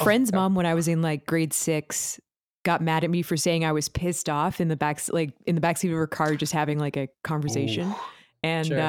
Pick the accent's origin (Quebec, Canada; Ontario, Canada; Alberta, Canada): Ontario, Canada; Toronto; And I am a musician from Toronto.